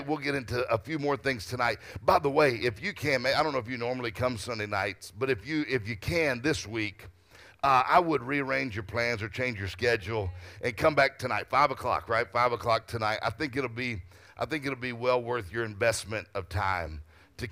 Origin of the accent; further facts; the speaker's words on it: Mississippi, United States; I'm from Mississippi